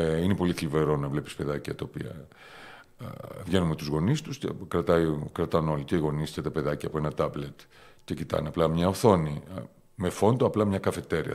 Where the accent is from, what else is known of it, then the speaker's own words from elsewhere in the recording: Famagusta, Famagusta District, Cyprus; also born or lived in Athens, Greece / Thessaloniki, Greece / Germany / England; now in Limassol, Cyprus; Γεννήθηκα στην Αμόχωστο πριν 53 χρόνια